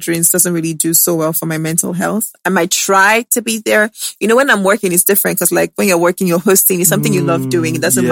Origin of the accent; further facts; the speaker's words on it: Lagos, Nigeria; also born or lived in Benin City; I grew up in Lagos